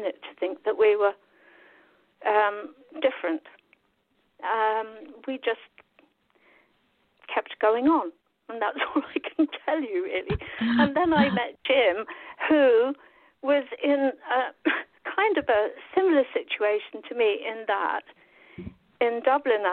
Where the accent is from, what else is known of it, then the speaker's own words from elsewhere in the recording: West Drayton, London, United Kingdom; I grew up in a little place called West Drayton